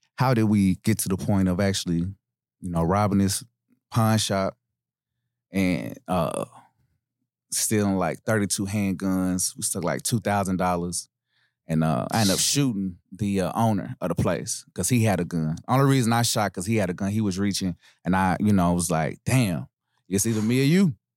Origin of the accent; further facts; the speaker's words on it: Nashville, Tennessee, United States; Born and raised in Nashville, Tennessee. Um, I'm from East Nashville